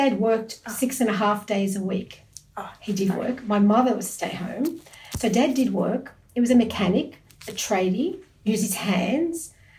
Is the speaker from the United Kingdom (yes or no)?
no; Sydney, New South Wales, Australia; I was born and raised in Australia, and in kindergarten or year one, I'd get asked the question, where are you from? Mm. Interestingly. And I used to say Campsie, because okay. That's how I was raised.